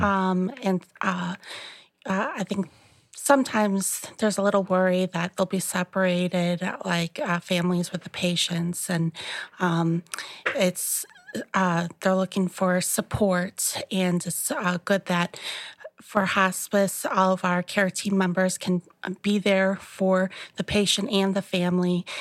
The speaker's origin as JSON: {"language": "English", "town": "La Grange", "region": "Illinois", "country": "United States", "tie": "born or raised there", "said": "I grew up here in the Chicagoland area, um, in LaGrange. It's, it's, um, southwest suburb of Chicago. And I've lived here my whole"}